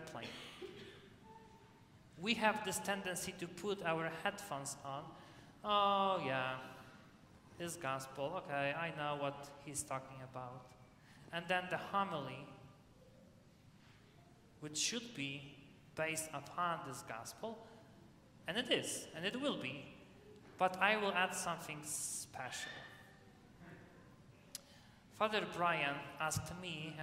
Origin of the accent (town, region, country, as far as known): Poland; now in United States